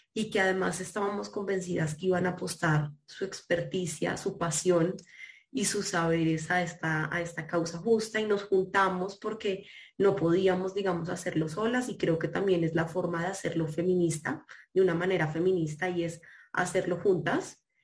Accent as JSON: {"language": "Spanish", "country": "Colombia"}